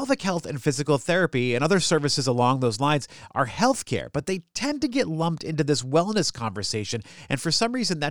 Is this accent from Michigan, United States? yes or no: no; New Hampshire, United States; moved away; I'm from New Hampshire originally